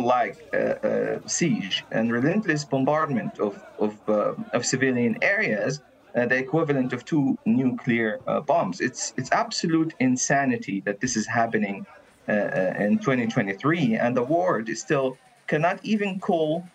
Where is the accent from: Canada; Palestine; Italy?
Palestine; Gaza City, Gaza Strip; now in The Hague, Netherlands; the neighborhood where I grew up in, which is in Gaza City